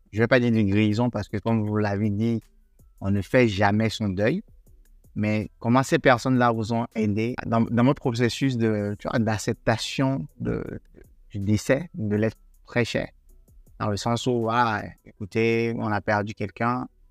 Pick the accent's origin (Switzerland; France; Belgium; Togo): Togo; chez moi, au Togo